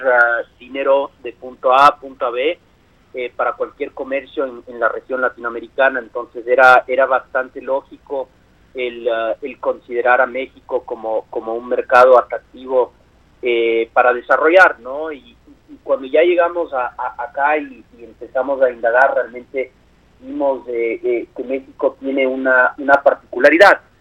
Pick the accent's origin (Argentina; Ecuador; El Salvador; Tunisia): Ecuador; yo y mis socios somos de Ecuador originalmente, y Kuski es una palabra de, uso cotidiano en mi país